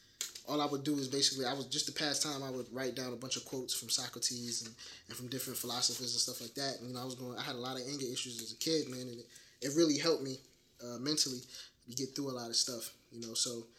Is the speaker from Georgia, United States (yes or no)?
yes; Atlanta, Georgia, United States; also born or lived in Brooklyn, New York / Detroit, Michigan; I'm born in Brooklyn, and I was raised down here in Atlanta, but, you know, it was a year or so. I was living off of 6 Mile in Detroit